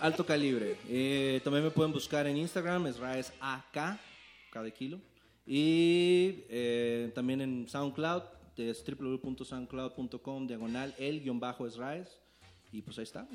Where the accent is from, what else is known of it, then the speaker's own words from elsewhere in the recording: Tijuana, Baja California, Mexico; yo vengo de Tijuana, Baja California. el 664 está en la casa.